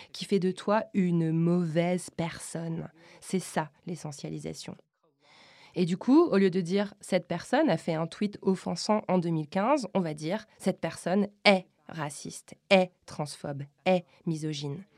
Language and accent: French; France; je suis française